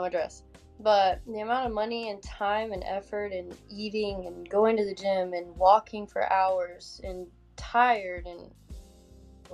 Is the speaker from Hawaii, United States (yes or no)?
no; a small town outside Tallahassee, Florida, United States; in high school I competed for Miss Wakulla because I'm not from Tallahassee technically. I'm from a town outside, small town